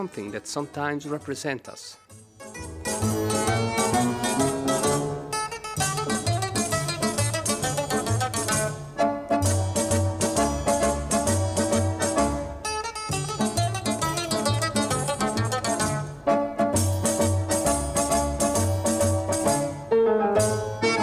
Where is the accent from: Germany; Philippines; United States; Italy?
Italy; Rome, Lazio; English is a second language; moved away as an adult; now in Edinburgh, United Kingdom; I come from Rome, that is situated right in the middle of Italy, in a region called Lazio